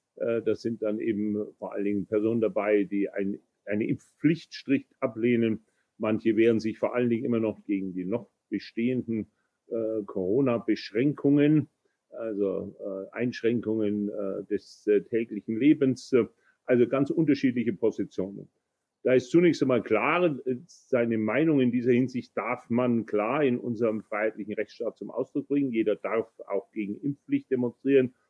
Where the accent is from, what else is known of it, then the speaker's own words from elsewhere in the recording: Bavaria, Germany; bei uns in Bayern